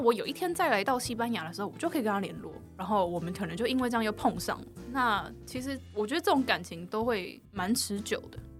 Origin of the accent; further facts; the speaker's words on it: Taichung, Taiwan; 我是台中人